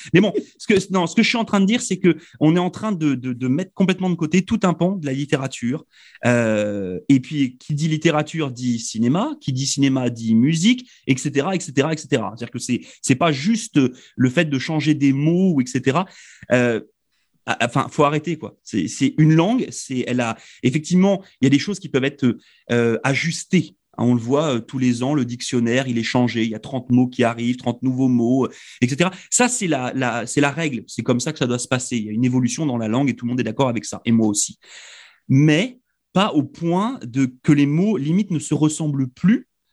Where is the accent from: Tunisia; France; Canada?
France; nous, en tant que Français